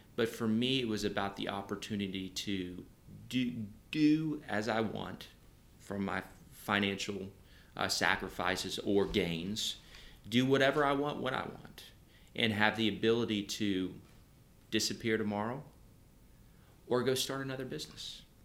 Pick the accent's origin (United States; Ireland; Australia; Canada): United States; Nashville, Tennessee; I, I grew up in Nashville